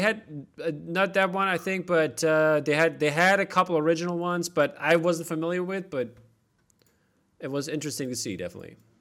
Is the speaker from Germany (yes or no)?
yes; East Germany, Germany; I grew up in East Germany